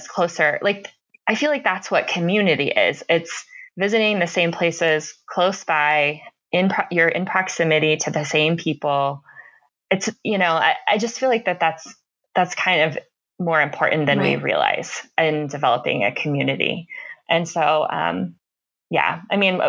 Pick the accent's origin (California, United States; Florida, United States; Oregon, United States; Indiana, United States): Florida, United States; Tampa; also born or lived in Chicago; now in northern Colorado, United States; I grew up in Tampa, mm-hmm. Florida